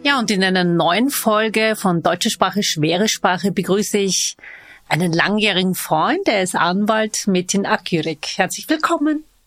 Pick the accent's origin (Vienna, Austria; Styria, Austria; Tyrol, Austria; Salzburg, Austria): Vienna, Austria; Ich bin waschechte Wienerin